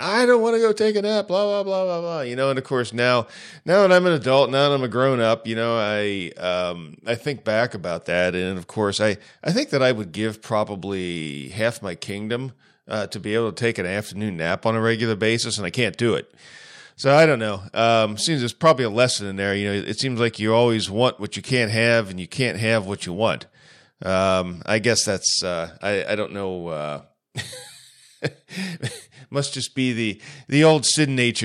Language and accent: English; Ohio, United States; I'm from Ohio